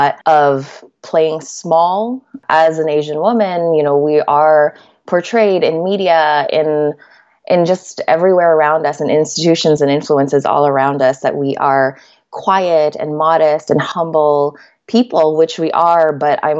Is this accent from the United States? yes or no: no; Canada; also born or lived in Manila, Philippines; So I am Filipina Canadian. I was born in Manila, Philippines. I moved here to Canada when I was just 4 years old.